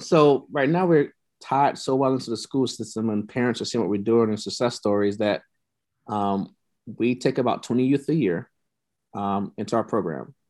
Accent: Tampa, Florida, United States; moved away as an adult; also born or lived in Nebraska; I'm from Tampa Bay

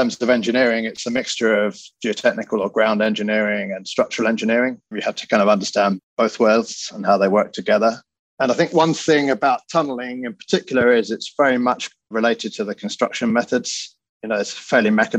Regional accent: United Kingdom; moved away as an adult; now in New York, United States; As you can probably tell by my accent, I grew up in the UK, but I've been working in the US over 20 years now.

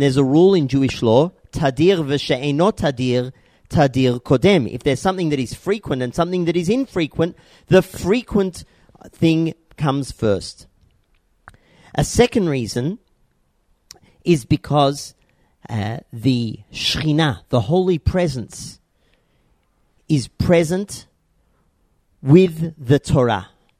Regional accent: Australia; now in Tzur Hadassah, Israel; growing up in Australia

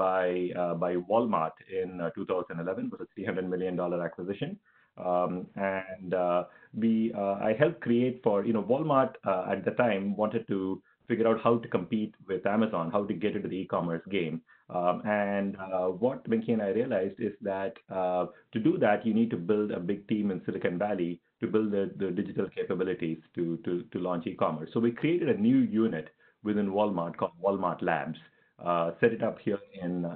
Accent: Chennai, Tamil Nadu, India; moved away as an adult; also born or lived in Stanford; I'm from India. Grew up in Chennai in India.

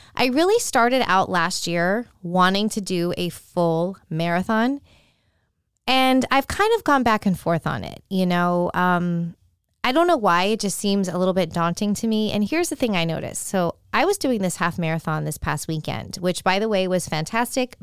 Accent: San Francisco, California, United States; I do like the San Francisco forty-niners a lot because they're, you know, my hometown.

